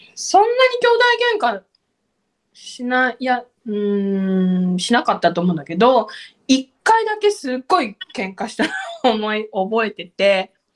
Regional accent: Okinawa, Japan; 沖縄なんでハイビスカスがねたくさんあるわけですよ

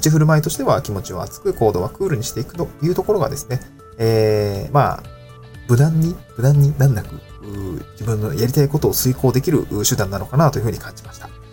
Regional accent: Niigata, Japan; also born or lived in Tokyo; now in Awaji Island, Japan; 自分の実家のある新潟のエリア

